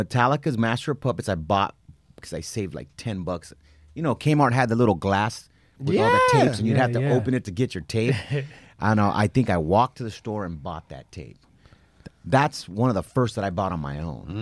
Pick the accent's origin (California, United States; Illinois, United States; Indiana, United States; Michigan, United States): California, United States; San Diego; I grew up in Logan, National City, Chula Vista